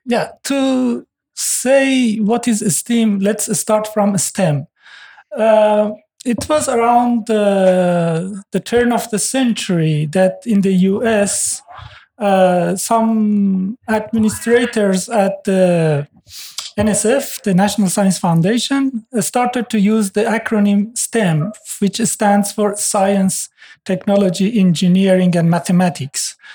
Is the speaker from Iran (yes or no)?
yes; Iran; now in Norway; I'm originally from Iran. Uh, Norway is the fifth country I'm living in.